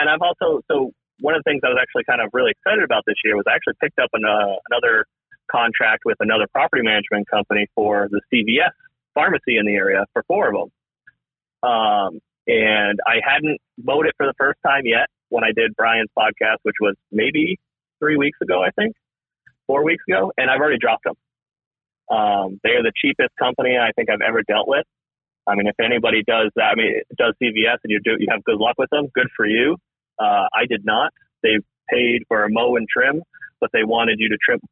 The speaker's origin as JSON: {"language": "English", "region": "Massachusetts", "country": "United States", "tie": "born or raised there", "moved": "yes", "lives_now": "Vermont, United States", "said": "I've grown up my whole life in New England. So I grew up in Massachusetts"}